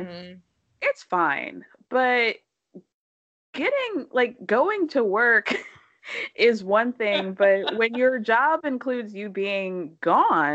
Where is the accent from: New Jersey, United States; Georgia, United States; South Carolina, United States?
Georgia, United States; Atlanta; as a girl, you know, raised in suburban Atlanta.